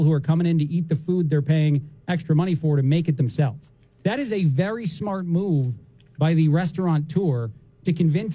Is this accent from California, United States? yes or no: no; New Jersey, United States; now in Bloomington, United States; when I was growing up in Jersey